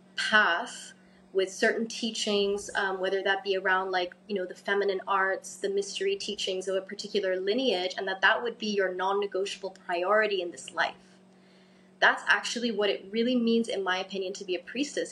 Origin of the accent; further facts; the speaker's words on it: Cairo, Cairo Governorate, Egypt; now in Bali, Indonesia; I'm originally half English, half Egyptian, um, born and raised in Cairo